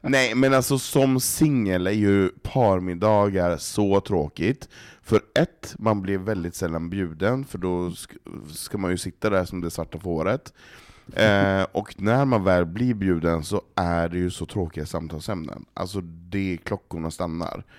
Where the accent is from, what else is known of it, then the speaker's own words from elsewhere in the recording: Norrland, Sweden; now in Stockholm, Sweden; som norrlänning